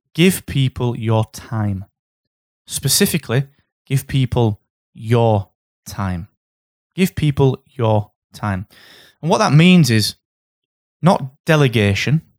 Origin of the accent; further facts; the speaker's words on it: Barnsley, Yorkshire and the Humber, United Kingdom; I'm from Barnsley.